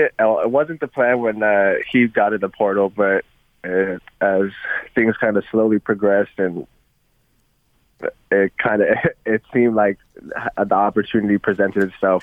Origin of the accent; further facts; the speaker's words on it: Provo, Utah, United States; moved away as an adult; also born or lived in Las Vegas, Nevada / Seattle, Washington; growing up in Provo